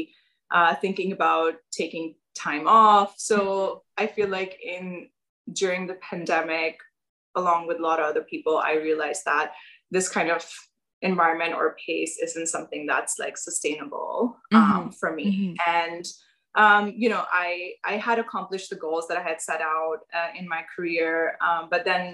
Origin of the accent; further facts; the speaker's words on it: Pakistan; moved away as an adult; now in United States; I'm from Pakistan. And I grew up there and moved to the US about 10 years ago.